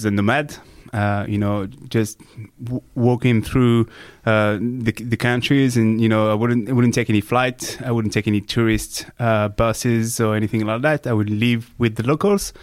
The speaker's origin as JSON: {"language": "English", "country": "France", "tie": "born or raised there", "moved": "yes", "lives_now": "Australia", "said": "I'm born and raised in France, but I would say that I come from the world"}